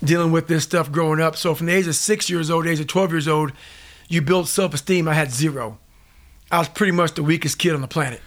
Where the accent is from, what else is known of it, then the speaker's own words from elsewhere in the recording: Indiana, United States; also born or lived in Buffalo, New York; I grew up in a small town called, you know, in, in, in Indiana